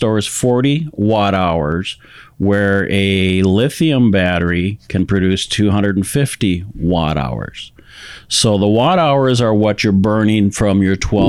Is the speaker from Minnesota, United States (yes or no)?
yes; Minnesota, United States; also born or lived in Colorado; now in Texas, United States; I come from Minnesota. I've lived for the last 30 years in Colorado. Now a Texan.